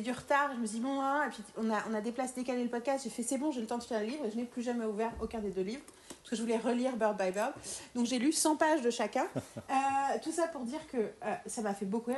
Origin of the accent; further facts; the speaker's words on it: France; en tant que Française